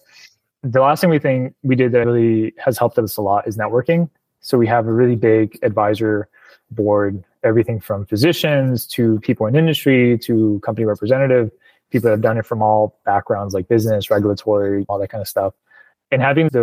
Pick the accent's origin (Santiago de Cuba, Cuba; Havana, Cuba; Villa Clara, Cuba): Villa Clara, Cuba; Placetas; also born or lived in Miami, Florida, United States; now in United States; I was born in Placetas, Villa Clara, Cuba, which is, it's like the central province of the island